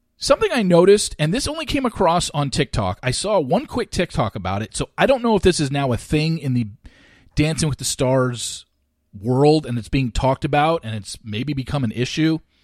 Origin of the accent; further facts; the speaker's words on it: Orange County, California, United States; I grew up in Orange County